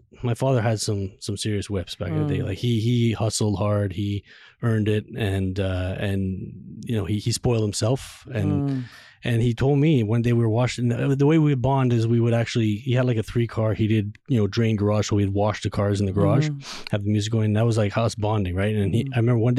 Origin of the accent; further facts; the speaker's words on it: Montreal, Quebec, Canada; moved away as an adult; now in Toronto area, Canada; I moved here back in 2010 from Montreal, born and raised in Montreal.